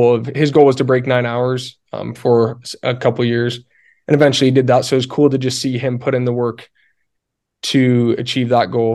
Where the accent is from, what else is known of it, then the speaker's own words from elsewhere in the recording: Alpine, Utah, United States; I grew up in Alpine, Utah.